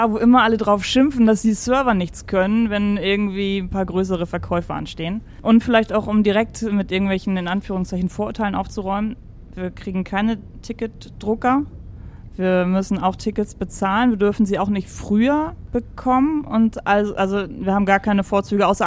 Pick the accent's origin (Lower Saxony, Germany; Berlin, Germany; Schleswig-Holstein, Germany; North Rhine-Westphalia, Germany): Schleswig-Holstein, Germany; also born or lived in Mecklenburg-Vorpommern / Stuttgart; now in Hamburg, Germany; vier war ich, als vier. wir rübergezogen sind. Mhm, nach Schleswig-Holstein.